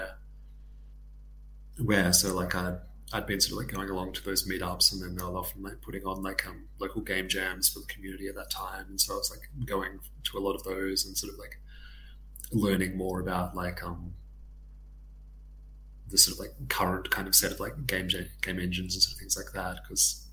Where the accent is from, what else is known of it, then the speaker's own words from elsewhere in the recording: Tasmania, Australia; moved away as an adult; also born or lived in Sydney; growing up in Tasmania and like doing my education there, I moved up to Sydney for kind of work